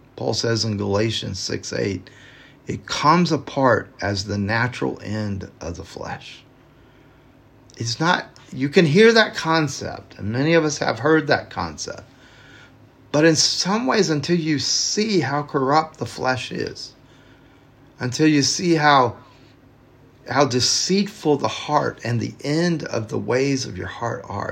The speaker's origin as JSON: {"language": "English", "region": "the South", "country": "United States", "tie": "born or raised there", "said": "growing up in the South"}